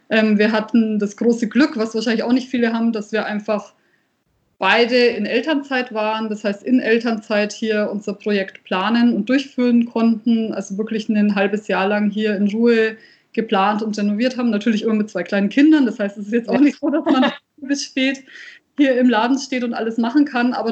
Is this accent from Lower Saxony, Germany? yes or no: no; Nuremberg, Bavaria, Germany; born there; now in Fürth, Germany; also ich bin ja wirklich äh, in Nürnberg geboren, das heißt, ich habe es bis nach Fürth geschafft.